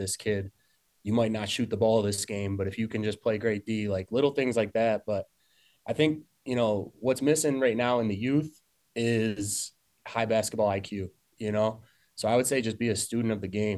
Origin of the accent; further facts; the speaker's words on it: Hornell, New York, United States; also born or lived in Syracuse; I grew up here in Hornell, played basketball my whole life